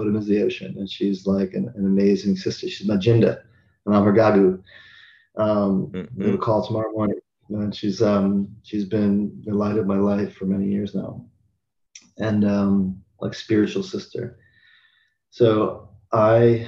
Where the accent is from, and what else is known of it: United States; moved away as an adult; also born or lived in Seattle / Australia; now in Qatar